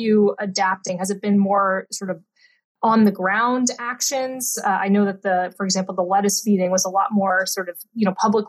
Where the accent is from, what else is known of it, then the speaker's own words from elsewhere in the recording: Tallahassee, Florida, United States; I grew up in Tallahassee